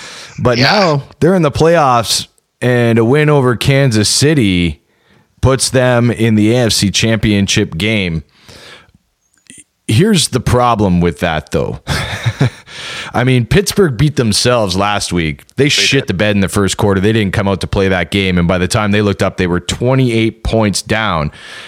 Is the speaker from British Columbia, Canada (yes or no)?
no; Ontario, Canada; So We're From Southern Ontario.